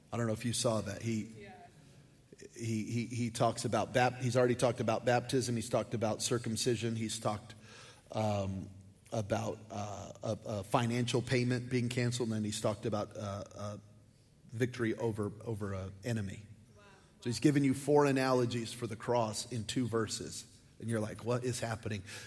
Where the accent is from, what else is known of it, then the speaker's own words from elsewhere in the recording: New Mexico, United States; I'm from New Mexico